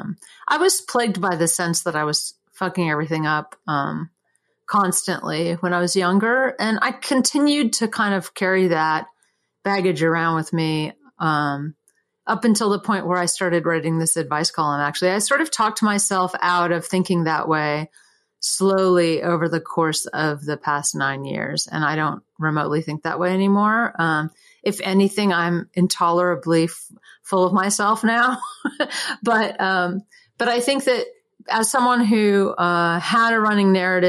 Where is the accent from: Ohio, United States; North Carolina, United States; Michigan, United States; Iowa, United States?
North Carolina, United States; Durham; moved away as an adult; also born or lived in San Francisco; when I grew up in Durham